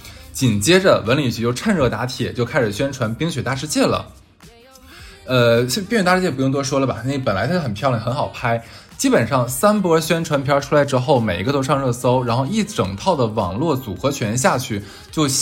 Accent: Harbin, Heilongjiang, China; moved away; 因为我是哈尔滨人，虽然我在外地，但是我是哈尔滨人，

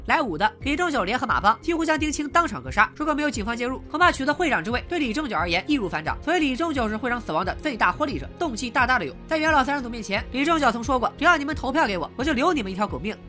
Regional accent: Qingdao, Shandong, China; 我老家是青岛市城阳区，因为韩国企业比较多，所以来自延边的朝鲜族也很多

